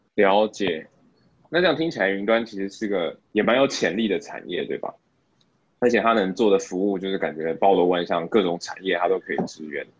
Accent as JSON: {"language": "Chinese", "country": "Taiwan", "moved": "yes", "lives_now": "Singapore", "said": "身为台湾人"}